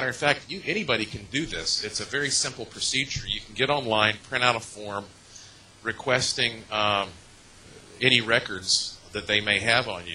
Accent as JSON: {"language": "English", "town": "Asheville", "region": "North Carolina", "country": "United States", "tie": "born or raised there", "said": "I was born in Asheville, North Carolina. Both sides of my family have been in that area literally for hundreds of years. So I'm about as native as a non-Native American could be"}